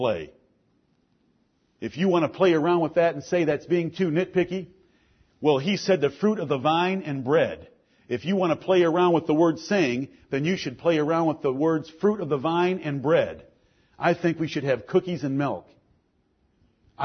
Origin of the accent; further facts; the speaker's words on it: Ann Arbor, Michigan, United States; I'm from the town of the Big House. I'm from Ann Arbor, Michigan